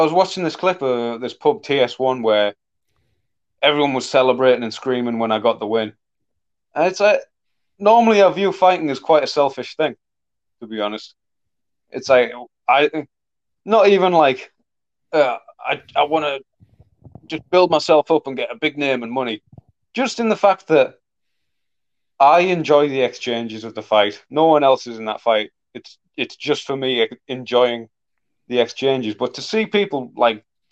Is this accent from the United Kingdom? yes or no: yes; Middlesbrough, North East England, United Kingdom; people in my hometown happy